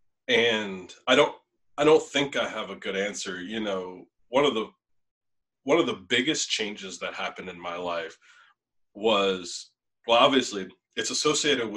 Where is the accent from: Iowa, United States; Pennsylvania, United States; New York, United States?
Pennsylvania, United States; Norristown; my mom and my stepdad and my siblings and my family, you know, where I grew up in Norristown